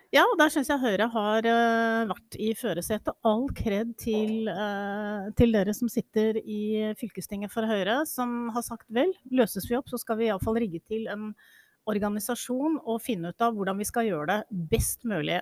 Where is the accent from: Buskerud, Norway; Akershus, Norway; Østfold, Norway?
Buskerud, Norway; jeg kommer jo selv fra Buskerud